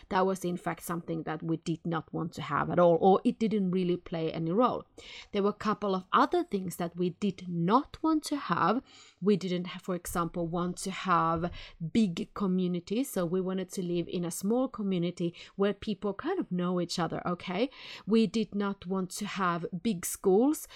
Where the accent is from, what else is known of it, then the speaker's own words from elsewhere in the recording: Helsinki, Uusimaa, Finland; now in Sweden; I come from Helsinki, Finland